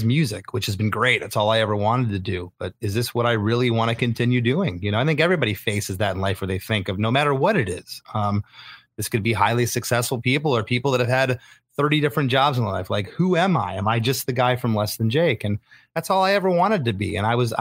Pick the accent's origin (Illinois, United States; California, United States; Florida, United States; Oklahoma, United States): Florida, United States; also born or lived in Michigan; My parents, we moved to Florida when I was 7.